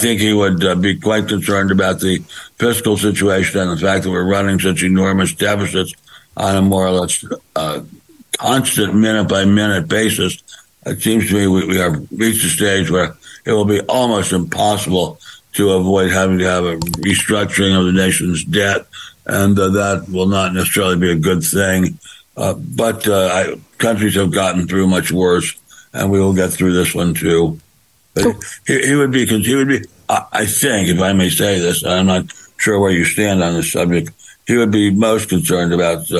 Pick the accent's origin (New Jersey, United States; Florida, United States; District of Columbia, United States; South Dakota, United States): District of Columbia, United States; Washington; now in Beverly Hills, United States; I grew up in Washington, D.C.